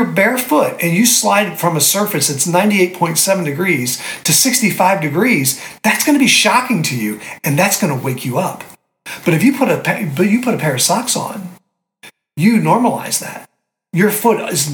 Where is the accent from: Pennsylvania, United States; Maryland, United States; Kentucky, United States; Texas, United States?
Maryland, United States; Annapolis; my hometown in Annapolis